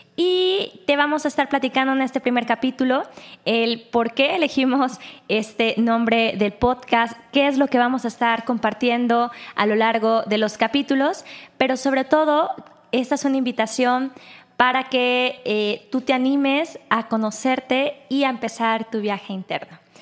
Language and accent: Spanish; Guadalajara, Jalisco, Mexico; también soy mexicana de Guadalajara. Yo sí nací acá